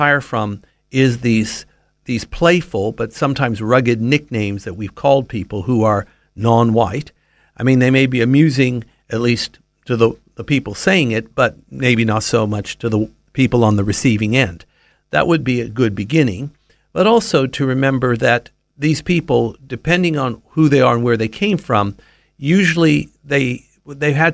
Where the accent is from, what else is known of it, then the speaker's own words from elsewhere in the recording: United States; moved away as an adult; now in Australia; in the U.S. in my own hometown where I went to high school